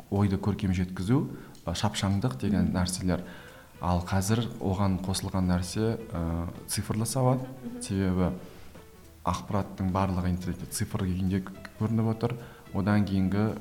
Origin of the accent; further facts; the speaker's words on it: Kazakhstan; өзім орыс тілді орыс тілі басымырақ өлкеде туып өскеннен кейін кішкентай кезден